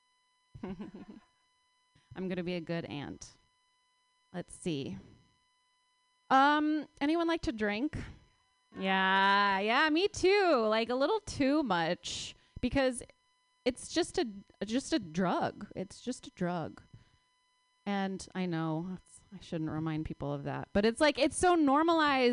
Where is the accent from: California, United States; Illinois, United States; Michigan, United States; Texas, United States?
California, United States; Palo Alto; I grew up in Palo Alto